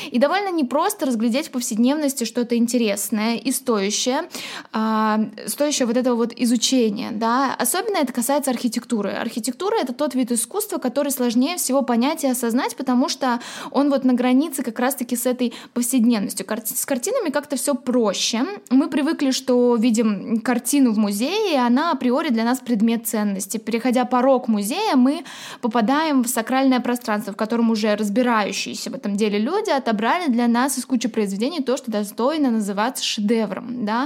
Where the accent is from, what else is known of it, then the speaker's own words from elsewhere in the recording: Tashkent, Uzbekistan; Я выросла в Ташкенте, в окружении одной лишь архитектуры советского модернизма